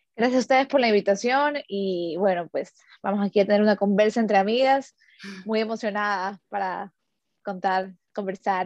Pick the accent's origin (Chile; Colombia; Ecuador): Ecuador; first language Spanish; moved away as an adult; somos ecuatorianos